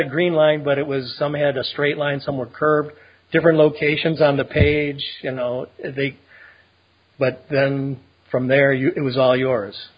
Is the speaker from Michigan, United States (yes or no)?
yes; Detroit, Michigan, United States; I grew up in Detroit, and then we moved from there out to the suburbs.